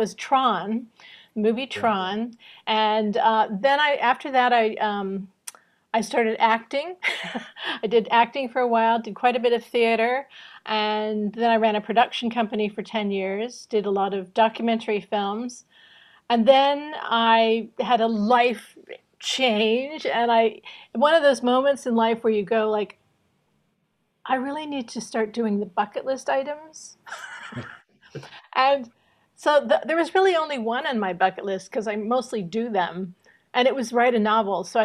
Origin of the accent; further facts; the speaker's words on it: California, United States; moved away as an adult; now in London, United Kingdom; I'm from California, and I grew up there